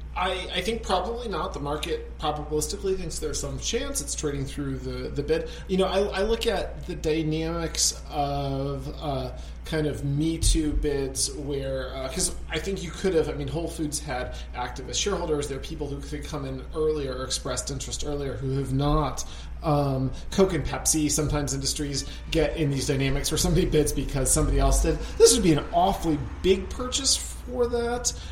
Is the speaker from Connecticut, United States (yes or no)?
yes; Connecticut, United States; my home state of Connecticut